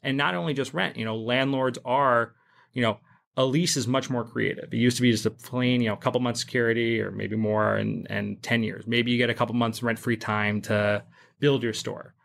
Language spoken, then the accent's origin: English; England, United Kingdom; moved away as an adult; also born or lived in Upper West Side, New York City, United States; now in New York City, United States; I was born on the Upper West Side. Um, I actually grew up in England, though. I moved to England when I was ten and then went to high school and university there